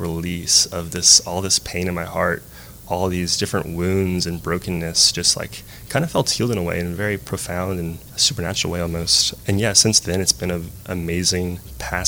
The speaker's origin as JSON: {"language": "English", "town": "Lafayette", "region": "Louisiana", "country": "United States", "tie": "born or raised there", "said": "I grew up here in Lafayette. Went to Lafayette High School"}